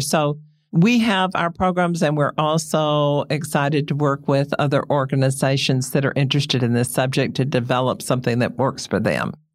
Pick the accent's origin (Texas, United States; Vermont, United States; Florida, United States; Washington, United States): Texas, United States; I grew up in Texas. On the ranch, my family settled one hundred seventy-five years ago